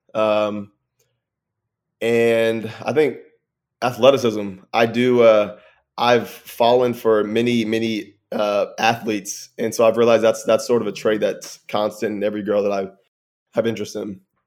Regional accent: Texas, United States; I'm from Texas, but I went to a regular old public school

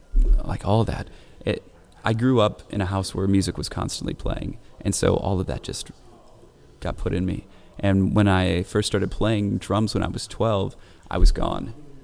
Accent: Indiana, United States; I grew up here in Indiana.

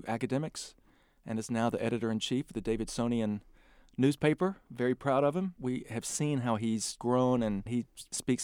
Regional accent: Macon, Georgia, United States; I'm bringing up some students from the McDuffie Center for Strings at Mercer University in my hometown

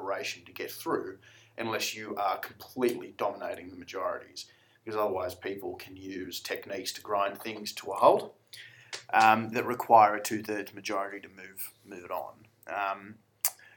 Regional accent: Australia; being Australian

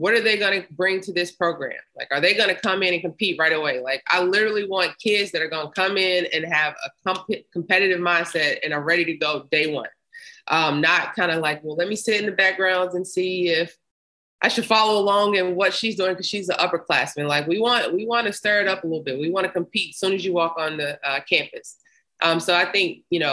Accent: Memphis, Tennessee, United States; I grew up in Memphis

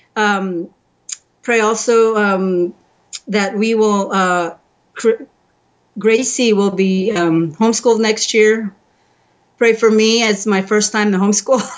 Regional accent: United States; moved away as an adult; now in Croatia; I'm the only Asian in the whole uh, county probably and uh, um, being American

